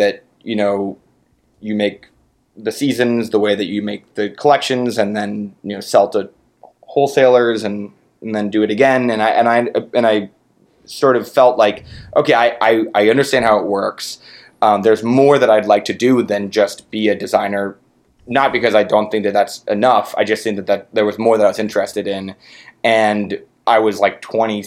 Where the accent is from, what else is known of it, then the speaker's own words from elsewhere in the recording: San Francisco, California, United States; I'm from San Francisco, and I'm 31 now. So it was like, you know, in my childhood, I grew up in the 90s